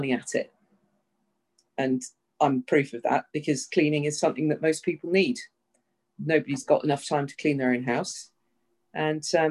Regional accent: United Kingdom; moved away as an adult; also born or lived in Southern California; now in United States; I'm British, and I've lived in the States for about 5 years now

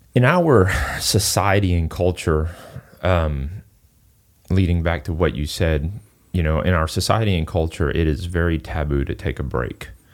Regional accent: Singapore; moved away; I'm originally from Singapore.

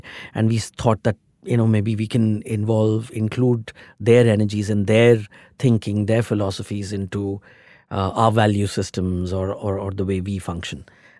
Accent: Mumbai, Maharashtra, India; Since I'm from Mumbai, I wanted to go to the countryside away from the city.

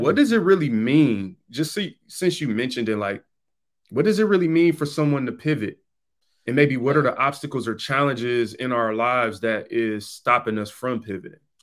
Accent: Detroit, Michigan, United States; I come from the East Side, Seven Mile in Detroit

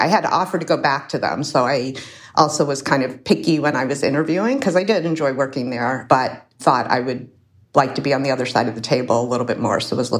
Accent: Chicago, Illinois, United States; I grew up in Chicago, actually not too far from where I'm sitting today. So I grew up on the south side of Chicago, a neighborhood a little bit south of here called the Jackson Park Highlands, a little south of Hyde Park.

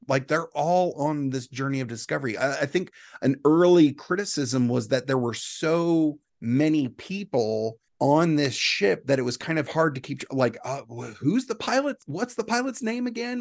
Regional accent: South Carolina, United States; moved away as an adult; now in Florida, United States; I'm from South Carolina. I used to do law enforcement. And, uh, you know, my wife and I moved here

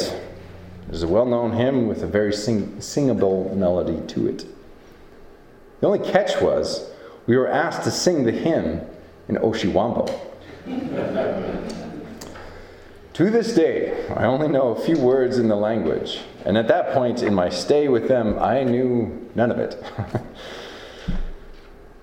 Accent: Iowa, United States; now in Montana, United States; I grew up with in Iowa

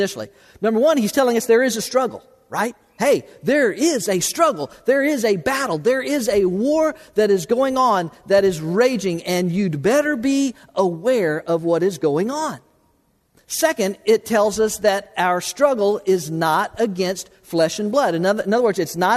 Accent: South Florida, United States; I grew up in South Florida

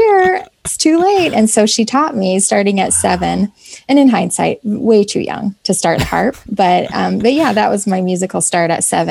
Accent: Boise, Idaho, United States; I grew up in Boise, Idaho

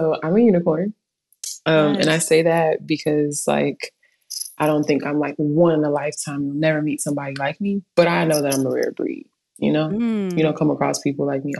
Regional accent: Inglewood, California, United States; moved away as an adult; now in Austin, United States; I'm born and raised in Inglewood, California

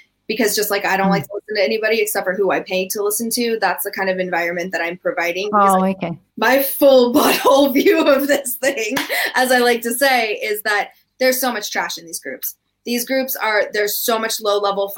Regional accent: United States; in being American

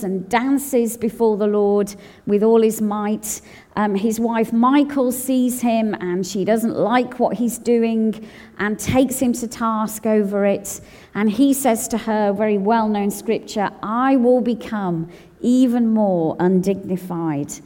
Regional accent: United Kingdom; my passport says I'm British

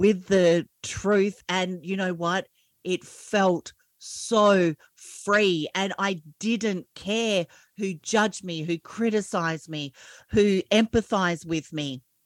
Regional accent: Australia; I'm an Aussie

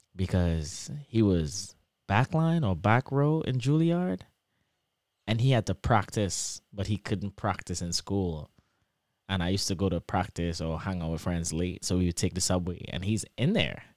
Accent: Trinidad & Tobago; accent: Trini; moved away as an adult; also born or lived in Michigan, United States; now in Lansing, United States; my Trini accent

